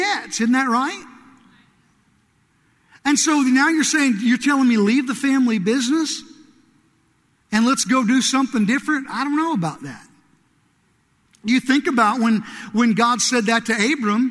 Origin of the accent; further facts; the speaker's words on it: southern Illinois, United States; moved away; also born or lived in Kentucky; I grew up in a really small town in southern Illinois